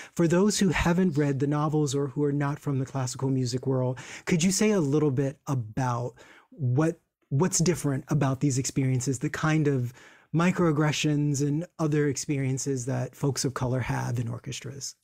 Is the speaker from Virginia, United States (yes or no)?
yes; Virginia, United States; I'm from Virginia, which is hop, skip, and a jump away